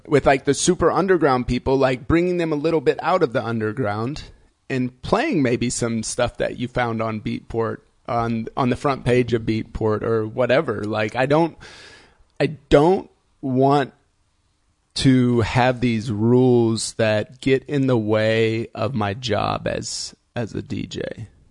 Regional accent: Indiana, United States; now in Berlin, Germany; I grew up in Indiana

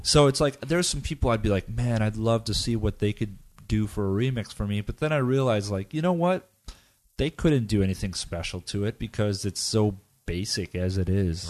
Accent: United States; moved away as an adult; I'm, I'm American, and when I, when I lived in the States

